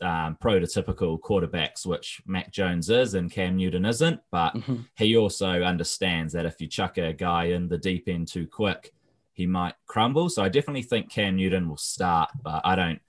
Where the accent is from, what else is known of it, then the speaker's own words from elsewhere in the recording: New Zealand; I'm from New Zealand